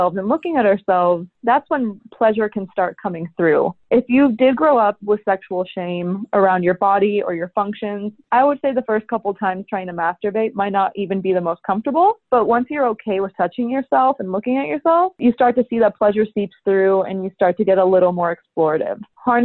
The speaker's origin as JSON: {"language": "English", "town": "Salt Lake City", "region": "Utah", "country": "United States", "tie": "born or raised there", "said": "I grew up in Salt Lake City, Utah, which is land of the Mormons"}